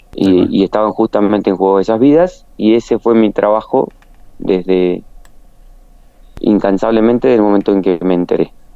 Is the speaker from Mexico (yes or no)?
no; General San Martín, La Pampa, Argentina; San Martín, de donde soy oriundo